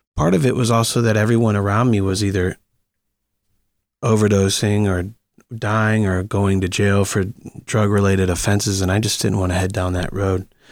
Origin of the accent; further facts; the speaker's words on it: Akron, Ohio, United States; moved away as an adult; also born or lived in Green, Ohio; now in Los Angeles, United States; Akron is my hometown, but, but I moved to Green a little bit later when I was about twelve or thirteen